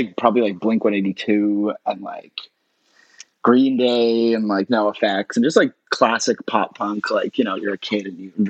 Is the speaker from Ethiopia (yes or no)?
no; Toronto, Ontario, Canada; In Toronto. I grew up in Toronto, where I am right now.